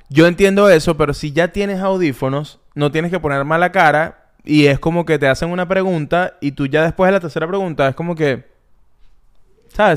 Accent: Ocumare del Tuy, Miranda, Venezuela; Yo soy Okumare del Tuy

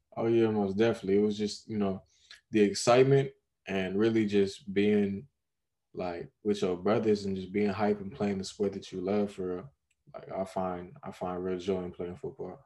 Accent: Long Beach, California, United States; born and raised in Long Beach

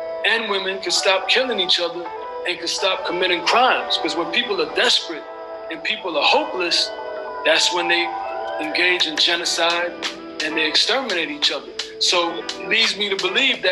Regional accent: New York City, New York, United States; moved away as an adult; now in Belize; I grew up in Brooklyn after I left Belize when I was about 8 years old

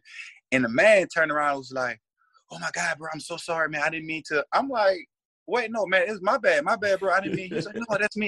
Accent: United States; moved away as an adult; now in Canada; oh, you from the States? I'm like, yeah

